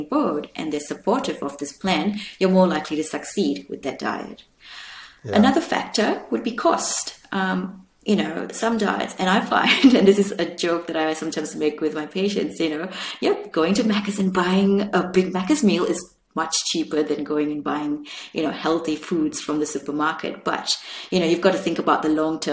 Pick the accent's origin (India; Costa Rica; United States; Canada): India; me being Indian